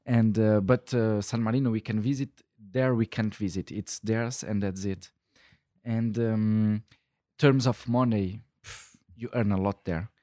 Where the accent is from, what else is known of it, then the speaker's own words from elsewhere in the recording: Luxembourg; moved away as an adult; also born or lived in Brussels, Belgium; I was born in Luxembourg um, in uh, 1990, 31 years ago, and then with um, 18 I went to study in Brussels